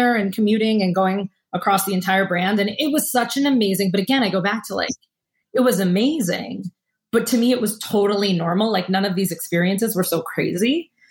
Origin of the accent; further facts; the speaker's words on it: East Coast, United States; Yeah, of course I've been to the Caribbean. I grew up on the East Coast.